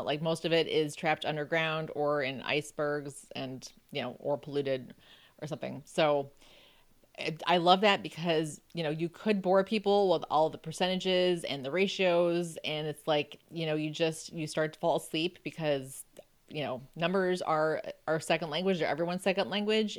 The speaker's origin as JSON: {"language": "English", "town": "Buffalo", "region": "New York", "country": "United States", "tie": "born or raised there", "said": "I grew up in Buffalo, so I knew, you know, how to drive on ice and snow and everything"}